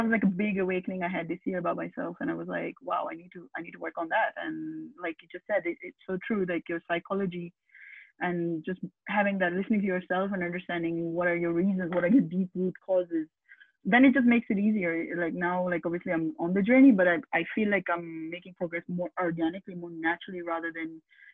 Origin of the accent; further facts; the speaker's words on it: Pakistan; moved away; I come from originally from Pakistan